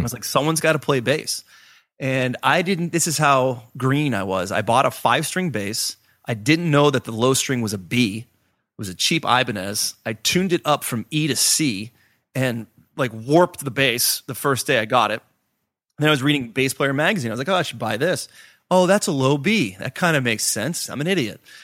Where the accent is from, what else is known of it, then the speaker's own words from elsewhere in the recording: Pittsburgh, Pennsylvania, United States; growing up in Pittsburgh, as a, as a youth